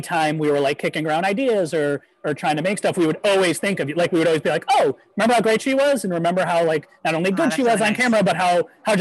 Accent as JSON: {"language": "English", "town": "Syracuse", "region": "New York", "country": "United States", "tie": "born or raised there", "said": "I grew up in Syracuse myself"}